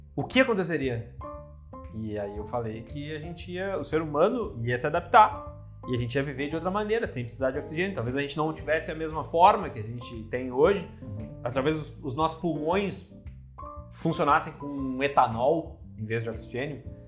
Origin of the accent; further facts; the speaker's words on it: Porto Alegre, Rio Grande do Sul, Brazil; moved away as an adult; also born or lived in São Paulo / Santa Cruz do Sul; now in Lisbon, Portugal; eu saí de Porto Alegre cedo, assim, fiz 18 anos, saí de Porto Alegre, fui morar em São Paulo